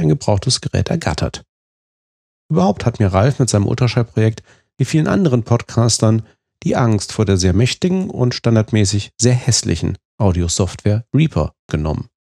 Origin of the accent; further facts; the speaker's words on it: Fulda, Hesse, Germany; now in Rhineland, Germany; in meiner Heimatstadt Fulda